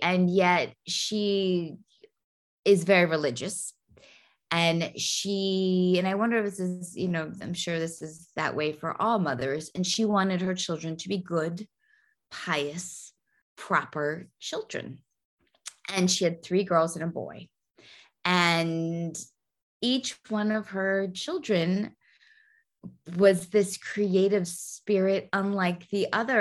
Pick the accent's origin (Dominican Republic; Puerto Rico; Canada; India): Puerto Rico; growing up in Puerto Rico